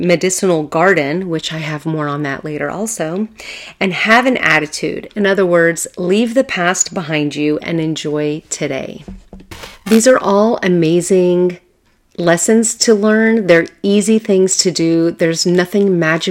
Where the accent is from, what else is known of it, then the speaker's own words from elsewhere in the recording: Southern California, United States; I'm from Southern California, and let me tell you, it is a huge metropolis.